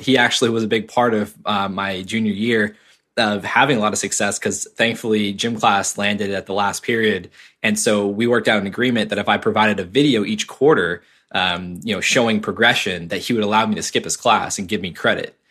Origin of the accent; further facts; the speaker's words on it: Cape Cod, Massachusetts, United States; I grew up in Cape Cod, Massachusetts